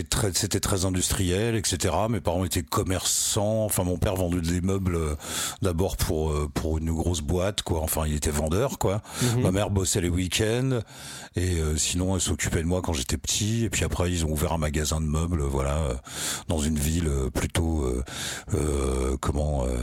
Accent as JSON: {"language": "French", "area": "Picardy", "region": "Hauts-de-France", "country": "France", "tie": "born or raised there", "said": "moi je suis de Picardie. Ouais. Ah non, je suis de, Picardie"}